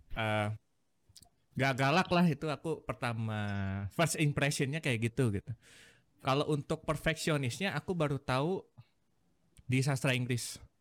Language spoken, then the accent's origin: Indonesian; Bandung, West Java, Indonesia; aku sendiri dari Bandung